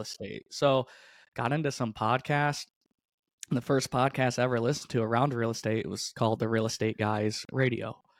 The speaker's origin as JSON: {"language": "English", "region": "upstate New York", "country": "United States", "tie": "born or raised there", "said": "I grew up in, in upstate New York"}